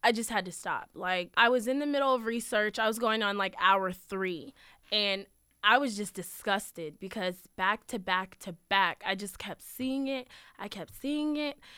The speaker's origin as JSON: {"language": "English", "town": "Manassas Park", "region": "Virginia", "country": "United States", "tie": "born or raised there", "said": "I was born and raised in Manassas Park, Virginia"}